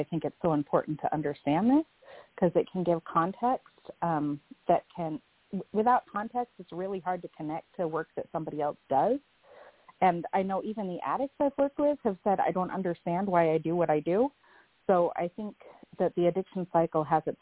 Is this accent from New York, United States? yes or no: no; Cape Cod, Massachusetts, United States; now in Texas, United States; I grew up in Massachusetts on Cape Cod